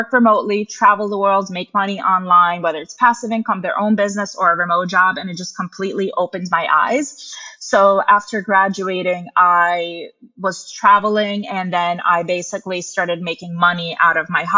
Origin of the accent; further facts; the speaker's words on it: United States; also born or lived in Russia; I moved to the US with my mom when I was little